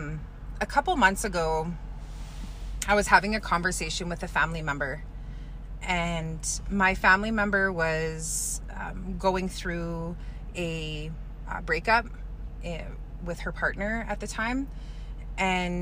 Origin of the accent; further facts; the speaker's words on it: Kehewin Cree Nation, Alberta, Canada; I'm from the Kihiwin Cree Nation right here in Treaty 6 territory.